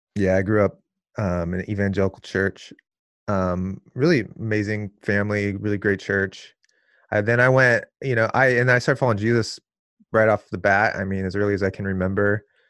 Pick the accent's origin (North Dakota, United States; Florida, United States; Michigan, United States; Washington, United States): Washington, United States; Seattle; now in Portland, United States; I was born here in Portland, but then I grew up in the suburbs of Seattle. So Northwest kid.